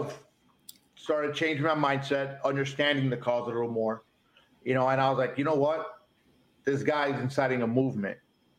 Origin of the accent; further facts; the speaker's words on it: Miami, Florida, United States; I'm from Miami. I was an Army vet.